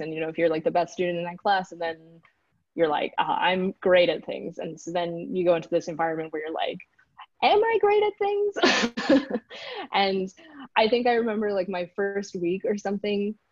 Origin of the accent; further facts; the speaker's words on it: Houston, Texas, United States; first language English; moved away; also born or lived in Switzerland; I grew up in Texas, so uh, kind of in the suburban area around Houston